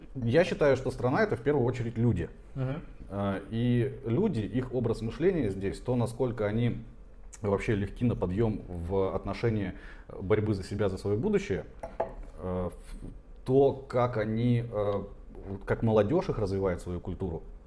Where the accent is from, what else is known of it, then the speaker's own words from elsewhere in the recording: Tomsk, Tomsk Oblast, Russia; moved away as an adult; now in Georgia; я из Томска, э, хотя родился еще дальше.